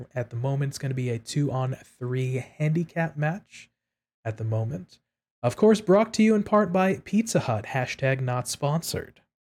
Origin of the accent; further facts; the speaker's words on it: New York City, New York, United States; I'm from New York City